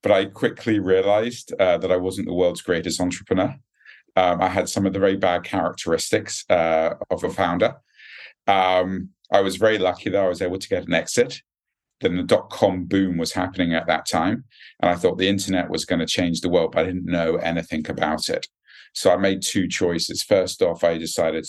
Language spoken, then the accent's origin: English; United Kingdom; accent: British; moved away as an adult; also born or lived in United States; now in Singapore; I'm a Brit at heart, obviously, from the accent. I haven't quite lost it yet.